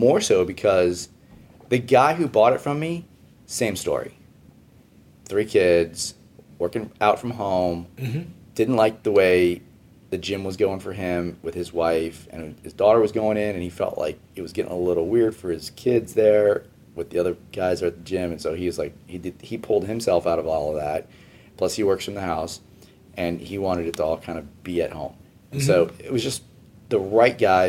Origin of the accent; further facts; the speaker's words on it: Houston, Texas, United States; moved away as an adult; also born or lived in New York City; when I relocated from New York back to Houston after getting married and having kids